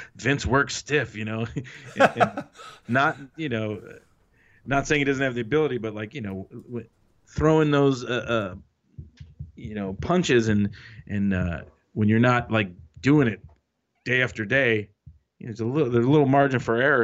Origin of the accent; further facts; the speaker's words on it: Detroit, Michigan, United States; moved away as an adult; now in California, United States; Detroit's my hometown.